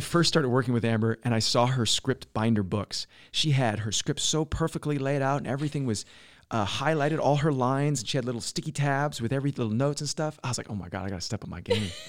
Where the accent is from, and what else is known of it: British Columbia, Canada; born or raised there; moved away; also born or lived in Alberta